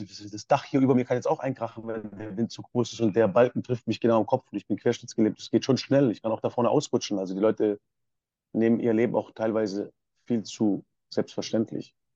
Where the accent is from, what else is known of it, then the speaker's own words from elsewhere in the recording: Ravensburg, Baden-Württemberg, Germany; moved away; also born or lived in Berlin; ich komme ursprünglich aus Ravensburg